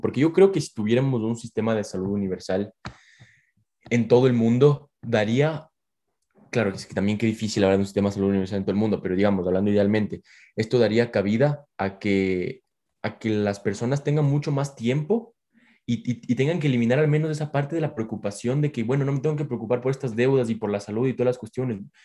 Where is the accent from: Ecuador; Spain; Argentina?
Ecuador; que somos ecuatorianos